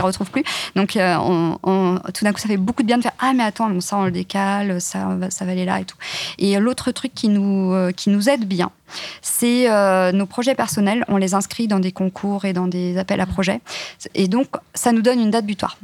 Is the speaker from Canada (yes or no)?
no; countryside near Nantes, Pays de la Loire, France; now in Paris, France; la campagne à côté de Nantes, enfin, vraiment, vraiment la campagne